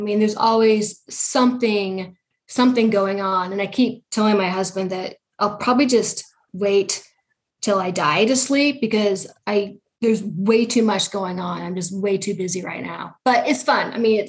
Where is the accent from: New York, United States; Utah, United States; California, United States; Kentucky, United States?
Utah, United States; Salt Lake City; So I was born in Salt Lake City, Utah, and I've spent probably most of my life here. I went to school here. I was raised here.